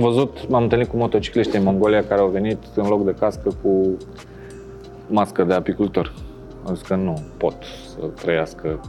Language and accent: Romanian; Bucharest, Romania; România. București